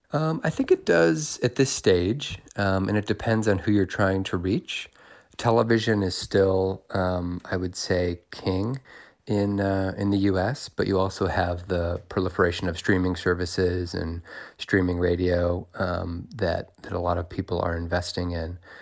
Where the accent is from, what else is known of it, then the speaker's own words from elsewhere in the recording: Indiana, United States; I was from Indiana